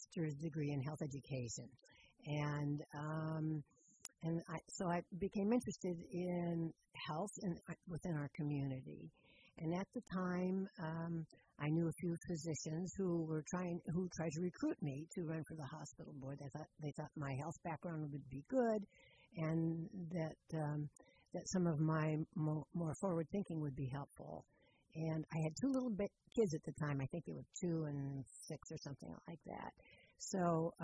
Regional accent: San Diego, California, United States; moved away as an adult; also born or lived in Pennsylvania / Berkeley, California; now in Petaluma, United States; Well, I grew up in San Diego. My parents moved from Pennsylvania when I was four across the country, and so I grew up there.

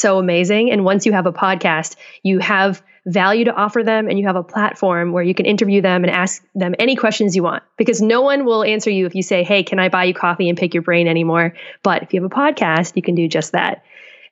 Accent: Boston, Massachusetts, United States; moved away as an adult; also born or lived in Colorado / California; now in Seattle, United States

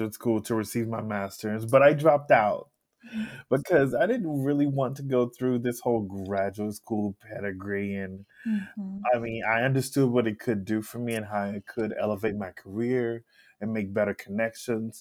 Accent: Alexandria, Louisiana, United States; I'm from Alexandria, Louisiana

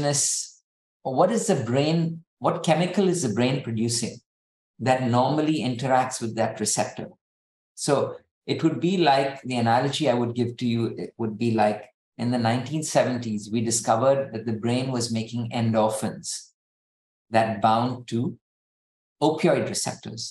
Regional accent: India; now in United States; I'm Indian

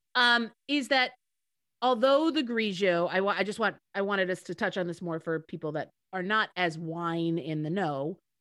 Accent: United States; I'm the American sitting in a kiddie pool in France

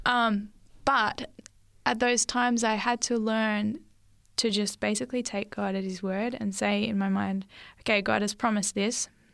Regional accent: Lake Macquarie, New South Wales, Australia; also born or lived in Sydney; we moved up to um, this local Lake Macquarie area

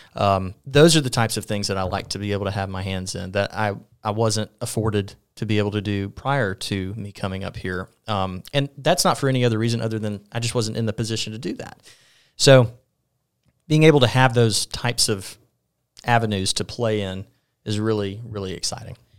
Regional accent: Mobile, Alabama, United States; now in Sylacauga, United States; born in Mobile, born and raised

